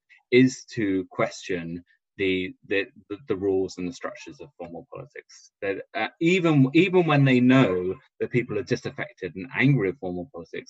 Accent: southern England, United Kingdom; two English southern men

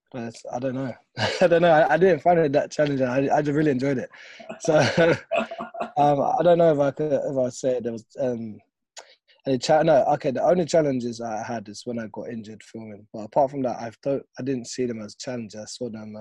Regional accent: London, United Kingdom; my hometown

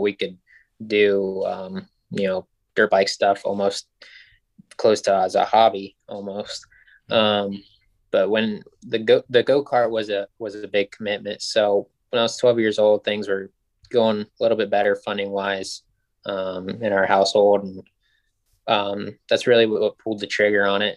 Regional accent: Ohio, United States; also born or lived in Lynchburg, Virginia / Michigan; I grew up in Ohio

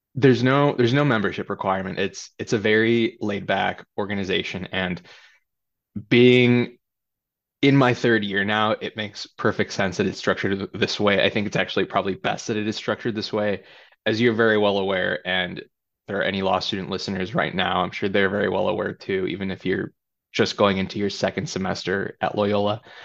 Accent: Chicago Heights, Illinois, United States; also born or lived in California; I grew up in Chicago Heights, a south suburb.

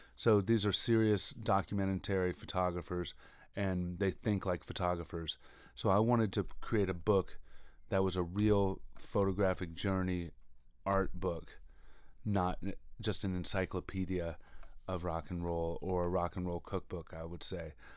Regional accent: Alabama, United States; I'm from Alabama

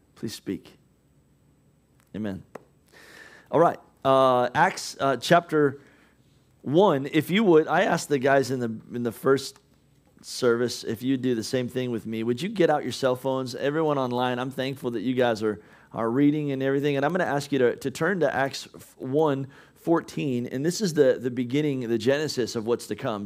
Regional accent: United States

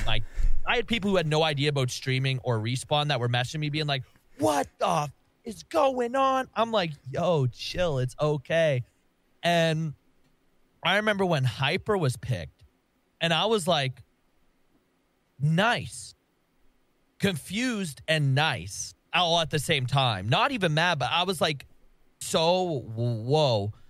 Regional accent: Canada; I'm Canadian

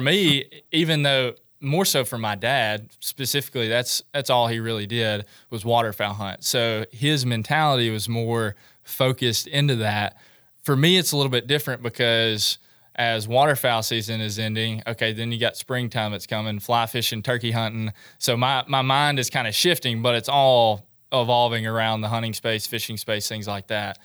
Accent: Milan, Tennessee, United States; also born or lived in Murfreesboro, Tennessee; I was born and raised in Milan, Tennessee.

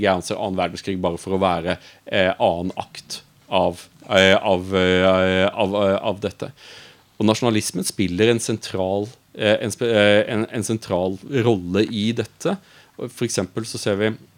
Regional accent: Audnedal, Agder, Norway; moved away as an adult; also born or lived in Brussels; jeg er fra Audnedal. Eh, jeg kommer fra en liten bygd

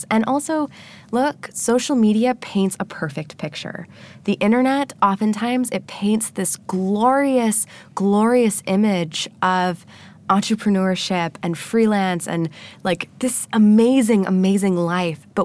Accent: Annapolis, Maryland, United States; I started a meetup in my hometown

